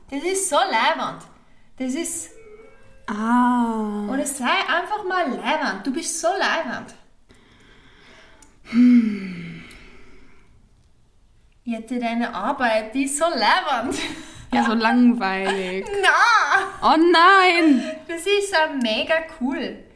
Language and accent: German; Nuremberg, Bavaria, Germany; Aus dem Nürnberg, ich komme doch aus Nürnberg.